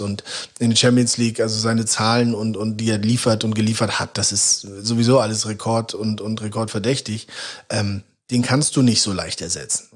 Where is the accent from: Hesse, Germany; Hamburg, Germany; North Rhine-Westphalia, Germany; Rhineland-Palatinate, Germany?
Hamburg, Germany; born or raised there; moved away as an adult; also born or lived in Bielefeld